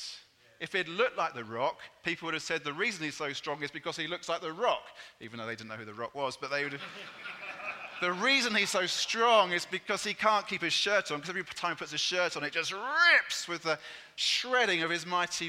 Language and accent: English; England, United Kingdom; I'm English